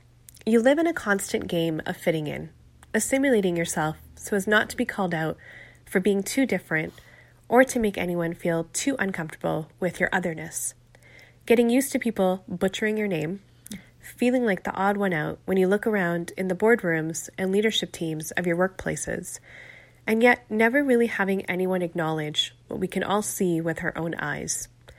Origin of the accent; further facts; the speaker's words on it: Canada; We're two first-generation Canadians. Susie, you're Korean-Canadian, and … I'm Pakistani-Canadian.